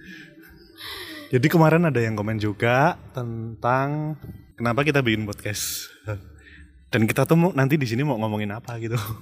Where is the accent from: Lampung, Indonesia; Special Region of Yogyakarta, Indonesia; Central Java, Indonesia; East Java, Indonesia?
Special Region of Yogyakarta, Indonesia; Yogyakarta; moved away as an adult; also born or lived in Jakarta; gue kan dari lahir terus tumbuh di Jogja